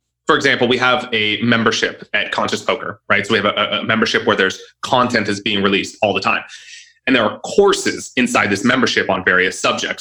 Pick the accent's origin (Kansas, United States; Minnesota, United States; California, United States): California, United States; Southern; moved away as an adult; also born or lived in Italy; I grew up in Southern California